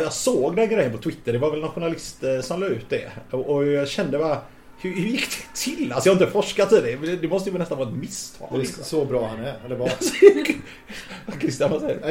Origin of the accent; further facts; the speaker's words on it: Gothenburg, Västra Götaland, Sweden; also born or lived in Majorna, Gothenburg; Jag är uppvuxen i Majorna och i Guldheden